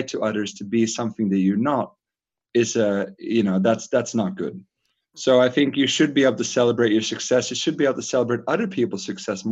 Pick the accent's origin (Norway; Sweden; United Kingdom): Norway; moved away as an adult; So I grew up in Norway and left Norway when I was 18.